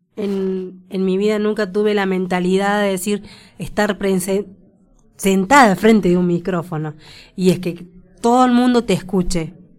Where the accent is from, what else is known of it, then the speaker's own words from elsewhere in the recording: Córdoba, Argentina; moved away as an adult; now in Mendoza, Argentina; soy parte de Córdoba, que hace más o menos que estoy viviendo acá en Mendoza seis años.